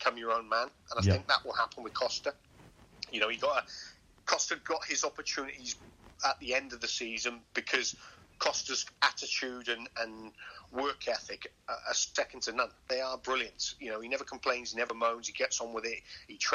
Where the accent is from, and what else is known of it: Llandrindod Wells, Wales, United Kingdom; born or raised there